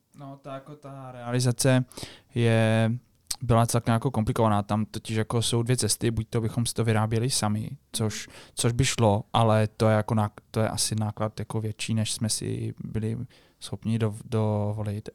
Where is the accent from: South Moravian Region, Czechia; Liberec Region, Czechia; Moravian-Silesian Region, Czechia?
Moravian-Silesian Region, Czechia; Český Těšín; jsme z toho Českého Těšina, kde teda žije velká komunita jako Poláků. My jsme taky teda Poláci